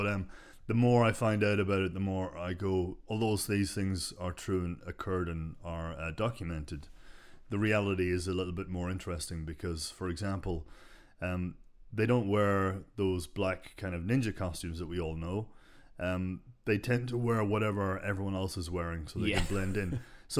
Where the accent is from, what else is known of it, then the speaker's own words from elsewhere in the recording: Dundalk, Leinster, Ireland; Well, this is in Dublin, but I was growing up in Dundalk in Ireland.